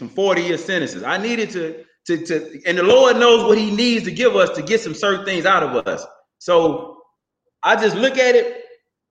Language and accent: English; Houston, Texas, United States; Growing up in Houston, Texas, I went to Holy Temple Church of God in Christ on Reed Road in South Park.